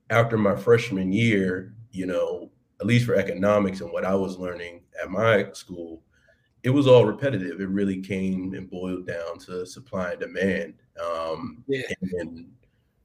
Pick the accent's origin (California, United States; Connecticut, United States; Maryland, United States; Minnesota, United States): Maryland, United States; Baltimore; moved away as an adult; also born or lived in Washington, D.C. / Alexandria, Virginia; Born and raised in Baltimore, Maryland